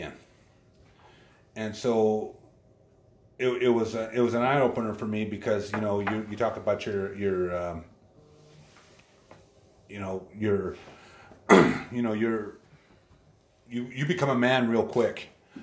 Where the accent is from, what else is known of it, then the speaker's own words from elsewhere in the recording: Yakima Valley, Washington, United States; also born or lived in Montana; I was born in Montana, and I was raised here in the Yakima Valley